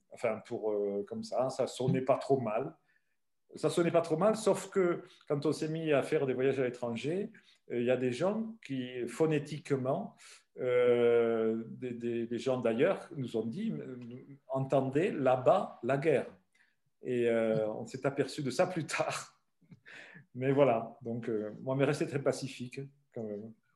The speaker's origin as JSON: {"language": "French", "area": "Ariège", "region": "Occitania", "country": "France", "tie": "born or raised there", "also_born_or_lived": "Belgium / Loire", "moved": "as an adult", "said": "Et donc moi je suis pyrénéen d'adoption depuis 1965. Donc ça fait quelques années. Et, j'ai vécu en Ariège euh, chez mes parents euh, jusqu'à"}